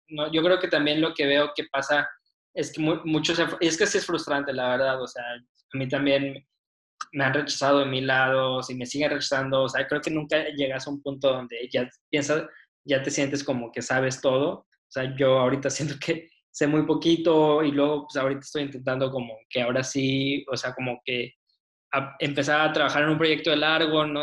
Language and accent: Spanish; Saltillo, Coahuila, Mexico; moved away as an adult; also born or lived in Mexico City / Nuevo León; now in Monterrey, Mexico; yo crecí en Saltillo